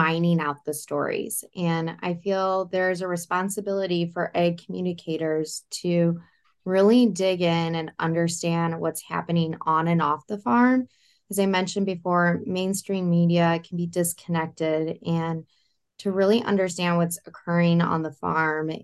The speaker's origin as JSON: {"language": "English", "town": "Farmington", "region": "Missouri", "country": "United States", "tie": "born or raised there", "lives_now": "St. Louis, United States", "said": "all residing here in my home state of Missouri"}